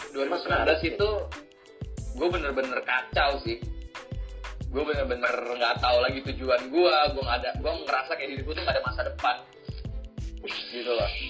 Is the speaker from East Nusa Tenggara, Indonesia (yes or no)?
no; Jakarta, Indonesia; Gua lahir Jakarta. Padahal gua bukan orang Jakarta. Gua cuma lubang lahir dan besar di sini, tinggal di sini.